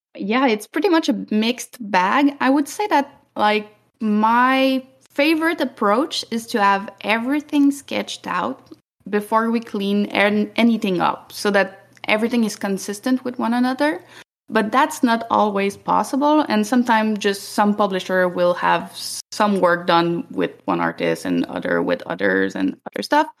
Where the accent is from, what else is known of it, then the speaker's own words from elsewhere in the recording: Canada; we're Canadian